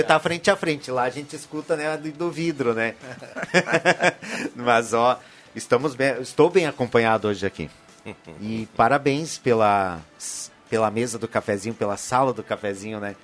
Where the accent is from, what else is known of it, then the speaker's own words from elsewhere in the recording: Condor, Rio Grande do Sul, Brazil; eu sou nascido em Condor, também uma cidade colonizada por alemães